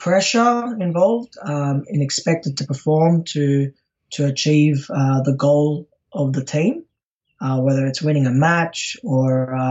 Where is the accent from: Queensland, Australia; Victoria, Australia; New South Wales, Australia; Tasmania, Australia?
New South Wales, Australia; Sydney; I'm from Sydney, Australia